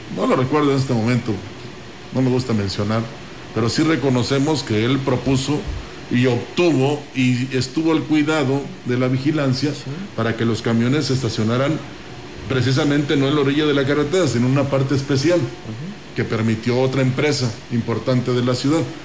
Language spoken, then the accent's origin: Spanish; Mexico; nosotros, según en Estados Unidos nos dicen latinos, no, somos mexicanos